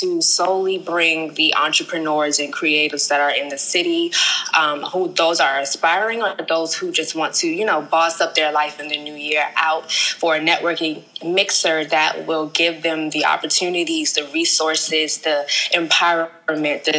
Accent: Prince George's County, Maryland, United States; also born or lived in Daytona Beach, Florida / New York City; now in Atlanta, United States; I am originally from Prince George's County, Maryland, by way of Daytona Beach, Florida, New York City, and currently Atlanta

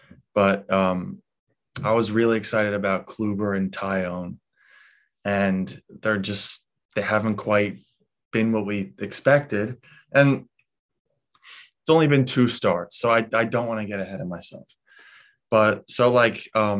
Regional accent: New York, United States; we're both from New York.

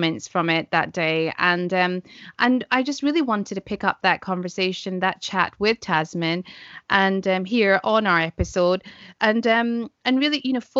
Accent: Scotland, United Kingdom; for me personally in Scotland

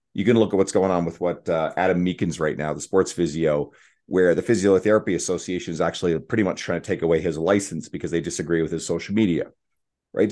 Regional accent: Canada; I'm a Canadian

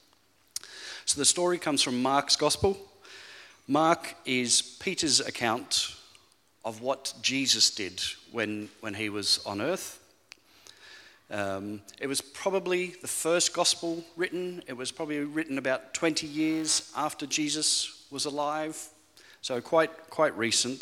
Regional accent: Australia; moved away as an adult; now in Falkirk, United Kingdom; You'll quickly pick up from my accent that I'm not really a Falkirk local, because originally I'm from Australia, but this is home

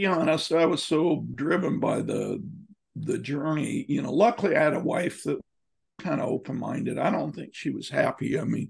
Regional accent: Midwest, United States; also born or lived in Houston; we grew up in the Midwest with all that, and then Houston, then you go out to the desert mountains and a total different culture.

